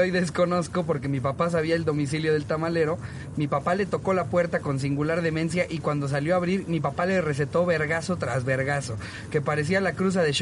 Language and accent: Spanish; Mexico; Solíamos comprar todos los sábados tamales para desayuno como buen mexicano.